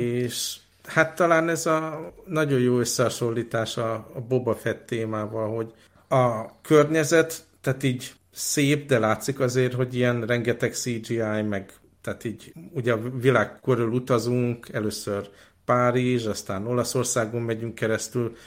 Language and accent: Hungarian; Hungary; ott voltam én, mint magyar, feleségem ukrán